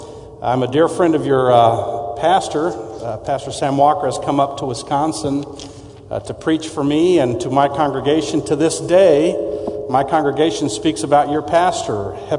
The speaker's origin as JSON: {"language": "English", "country": "Mexico", "tie": "born or raised there", "also_born_or_lived": "McAllen, United States / San Antonio, United States", "said": "I'm actually originally from Texas. I was born in McAllen, Texas, San Juan, which is right outside of McAllen. And my parents were missionaries. I grew up in Mexico"}